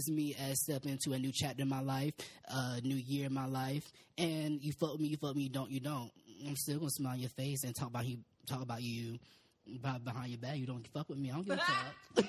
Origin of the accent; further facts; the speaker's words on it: North Carolina, United States; I am from North Carolina